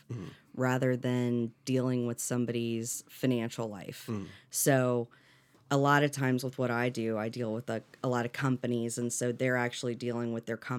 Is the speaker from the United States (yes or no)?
yes; Destin, Florida, United States; also born or lived in Atlanta; I grew up here in Destin